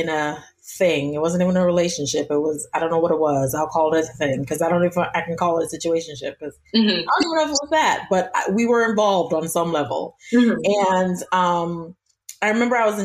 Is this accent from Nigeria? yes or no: yes; Nigeria; I'm Nigerian as well